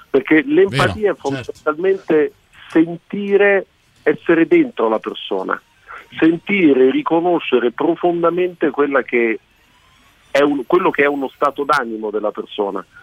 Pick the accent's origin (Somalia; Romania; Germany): Germany; dico da tedesco, quindi per me ha un doppio valore questa... eh, questa, questa, giornata